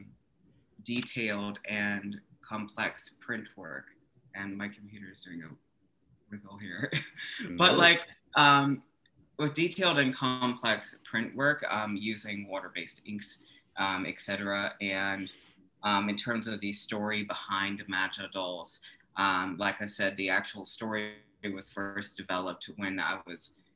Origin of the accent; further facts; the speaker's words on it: Chapel Hill, North Carolina, United States; also born or lived in Georgia; I was born in Chapel Hill, North Carolina, and I sort of came forward growing up in the good old South in North Carolina